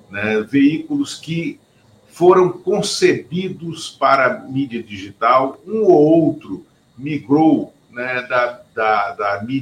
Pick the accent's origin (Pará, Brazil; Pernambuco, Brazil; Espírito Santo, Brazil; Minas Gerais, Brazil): Pernambuco, Brazil; born there; de todo mundo que se chama … e que nasce em Pernambuco, como eu e como Luiz Inácio, por coincidência.